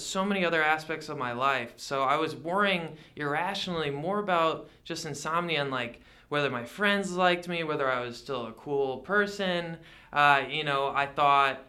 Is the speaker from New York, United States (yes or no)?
no; Connecticut, United States; now in Yakima, United States; I grew up in Connecticut